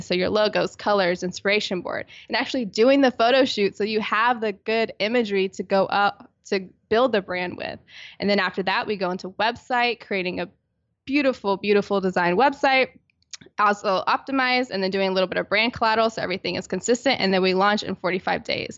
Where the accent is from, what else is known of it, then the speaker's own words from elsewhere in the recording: Virginia Beach, Virginia, United States; now in San Diego, United States; I'm originally from Virginia Beach, Virginia, on the East Coast